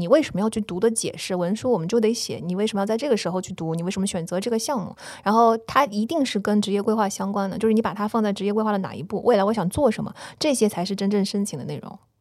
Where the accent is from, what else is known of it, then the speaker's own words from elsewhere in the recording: China; moved away; also born or lived in New York, United States; 我作为一个中国人，我， 在纽约的华尔街